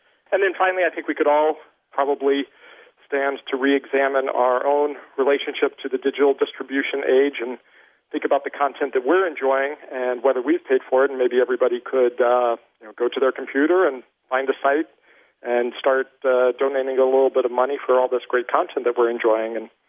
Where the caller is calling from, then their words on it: Granville, Ohio, United States; I'm calling from Granville, Ohio, and I'm calling regarding the … piece.